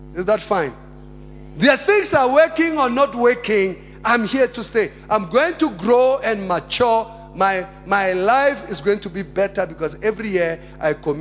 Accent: South Africa; I'm a Christian first, then I'm a South African.

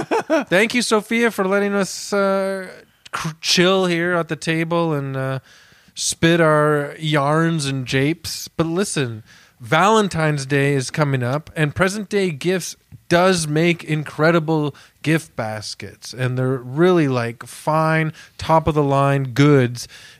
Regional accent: Canada; I'm so Canadian

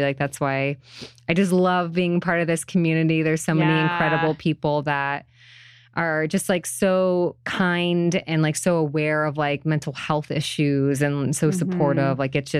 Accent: United States; I'm American. Thank you for having me in your country right now.

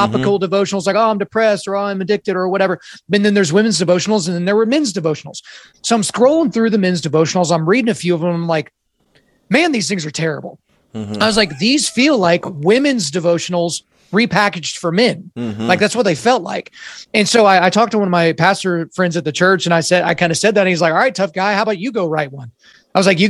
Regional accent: Oklahoma, United States; I was born in Oklahoma

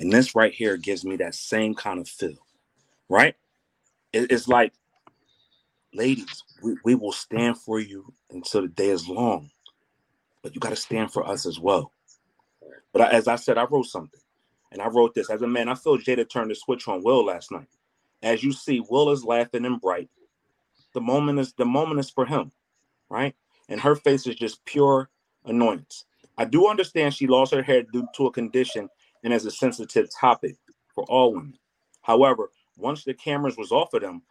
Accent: Philadelphia, Pennsylvania, United States; I'm from Philly

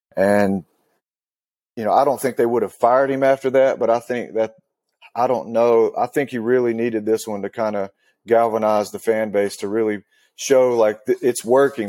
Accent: Western North Carolina, United States; I grew up in Western North Carolina.

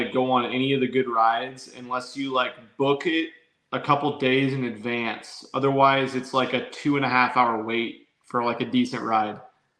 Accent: Nebraska, United States; now in Texas, United States; Man, we never had a professional sports franchise since I'm from Nebraska

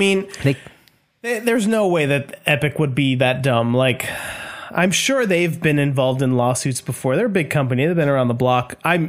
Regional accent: New Jersey, United States; Hey, oh, I'm from Jersey over here.

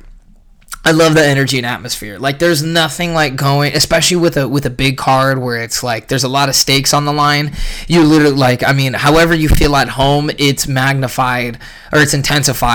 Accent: San Jose, California, United States; now in Arizona, United States; I grew up in San Jose

